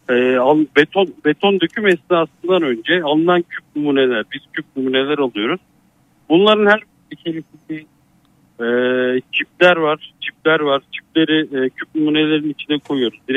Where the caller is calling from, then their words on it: Sakarya, Turkey; Sakarya'dan arıyorum.